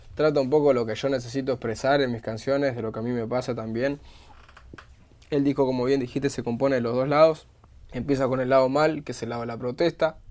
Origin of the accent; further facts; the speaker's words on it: Buenos Aires, Argentina; como bonaerense, como persona de la boca